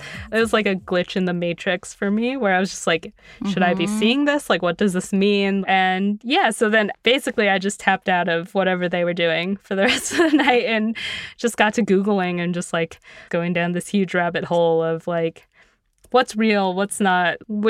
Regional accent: Hudson, Ohio, United States; A lot of people, you know, just assume I'm from California. It's like that old cliche. But no, we ended up in Ohio.

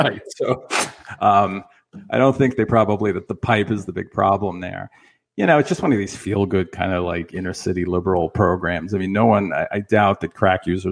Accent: New York City, New York, United States; I was born in. I think it was Rego Park.

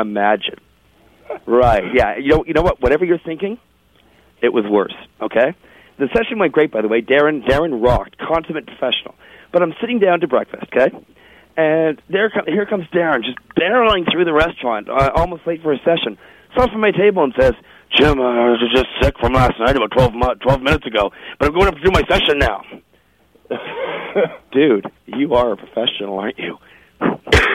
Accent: Toronto, Ontario, Canada; moved away; I grew up in Toronto

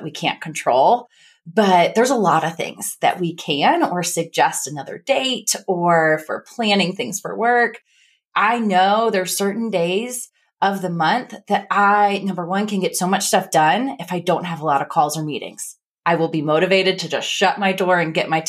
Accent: Midwest, United States; accent: Midwest; That's my Midwest accent

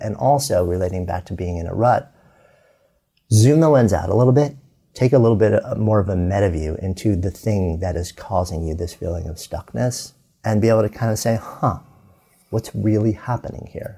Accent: outside New York, United States; moved away as an adult; now in Boulder, United States; growing up outside New York, living in New York City for 30 years, pulling up our roots

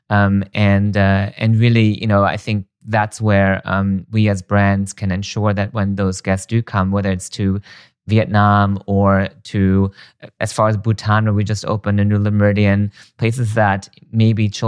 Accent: Germany; English is a second language; I was born and raised in Germany and I've traveled a lot throughout my childhood

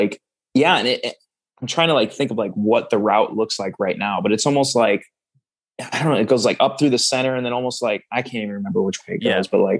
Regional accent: Mauston, Wisconsin, United States; I'm from Mauston, and well, I describe it by its exit 69

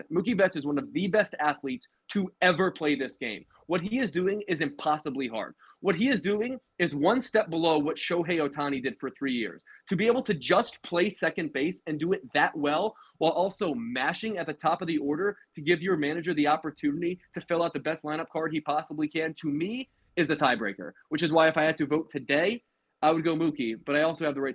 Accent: Philadelphia, Pennsylvania, United States; Um, um, my hometown no? Phillies are, have to have to be on this list.

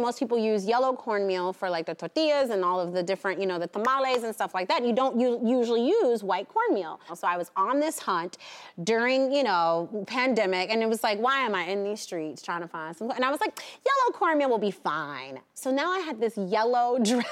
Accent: New York City, New York, United States; I grew up backstage on Broadway.

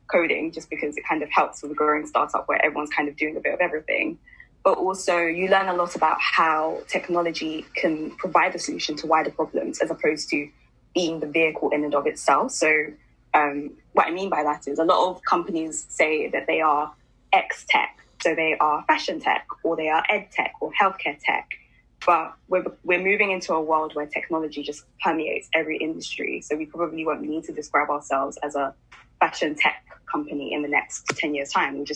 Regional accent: London, United Kingdom; So I, I grew up in West London. I was born and raised in West London.

